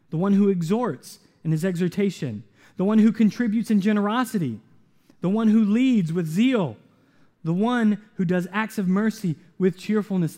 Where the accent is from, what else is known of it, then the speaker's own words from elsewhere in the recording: the South, United States; I grew up in the South